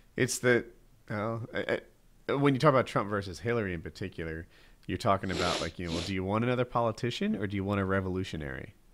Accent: New Jersey, United States; I'm from Jersey

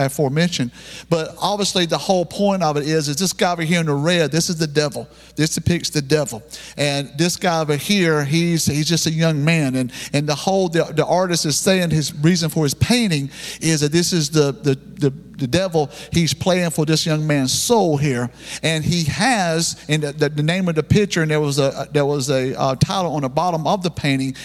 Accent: the South, United States; we're Southerner people down here

